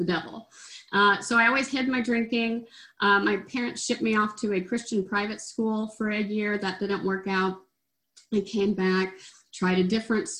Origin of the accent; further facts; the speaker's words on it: Oklahoma, United States; I grew up in Oklahoma